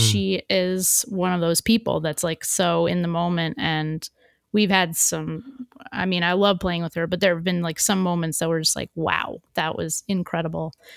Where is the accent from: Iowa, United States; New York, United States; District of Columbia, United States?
New York, United States; as a New Yorker